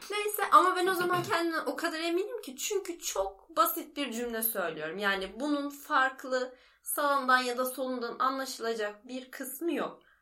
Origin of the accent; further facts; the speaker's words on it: İzmir, Turkey; moved away as an adult; benim memleketim ya. Ankara değil İzmir